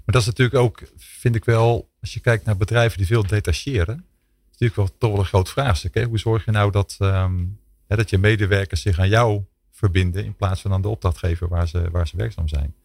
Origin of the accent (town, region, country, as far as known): Netherlands